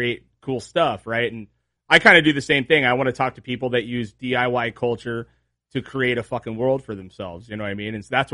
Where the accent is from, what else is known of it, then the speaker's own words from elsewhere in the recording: Trona, California, United States; also born or lived in Rosamond, California / Ventura, California; I grew up in the desert, right? I was born way out in like past Lancaster. In Trona, it's Ridgecrest.